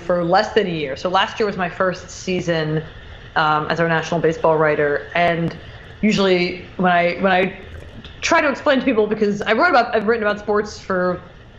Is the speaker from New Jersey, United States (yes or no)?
yes; outside Philadelphia, New Jersey, United States; now in New York, United States; Grew up outside of Philly. See, people get mad when I say I'm from Philly because I'm actually from Jersey, but it's very close